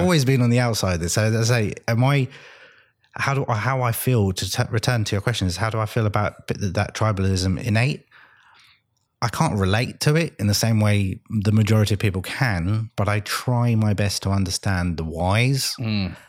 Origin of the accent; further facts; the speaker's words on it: London, United Kingdom; moved away as an adult; I grew up in London in the 80s